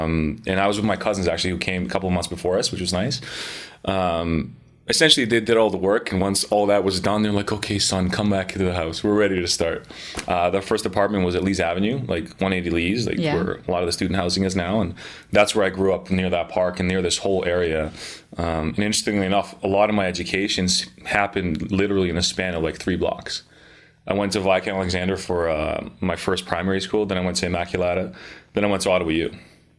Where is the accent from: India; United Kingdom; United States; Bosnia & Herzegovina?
Bosnia & Herzegovina; Sarajevo; also born or lived in Belgrade, Serbia; now in Canada; from the Balkans. Born originally in Sarajevo in the former Yugoslavia. Mm-hmm. Serbian background, Montenegrin, but I regard myself like I'm from the Balkans.